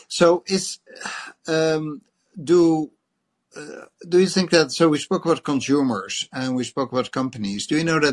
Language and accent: English; Netherlands; accent: Dutch; English is a second language; As per my accent, I'm a European, I'm a Dutchman